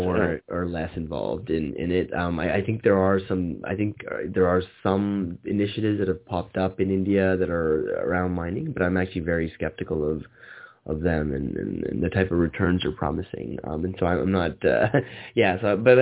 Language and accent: English; Canada; moved away; I'm originally from Canada